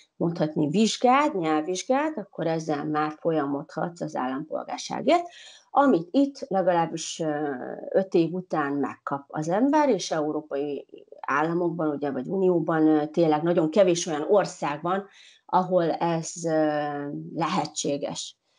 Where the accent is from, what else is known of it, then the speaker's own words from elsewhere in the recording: Uzhhorod, Zakarpattia Oblast, Ukraine; moved away as an adult; now in Portugal; De mivel én kárpátai magyar vagyok, ugye Ungváról, Ukrajnából